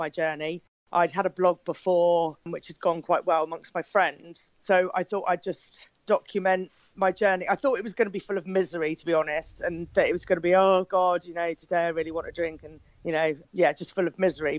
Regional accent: Poole, South West England, United Kingdom; I'm from Poole in Dorset in the UK

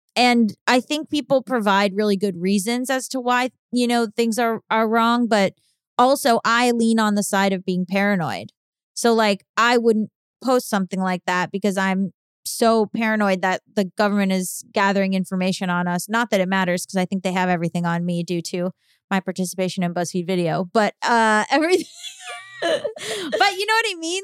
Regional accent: Florida, United States; I'm from Florida

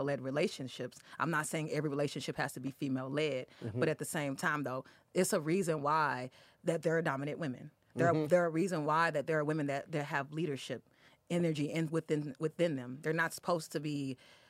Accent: St. Louis, Missouri, United States; I'm from St. Louis

